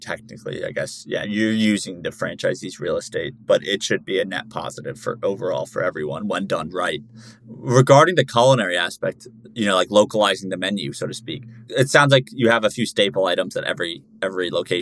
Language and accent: English; New Jersey, United States; I grew up in New Jersey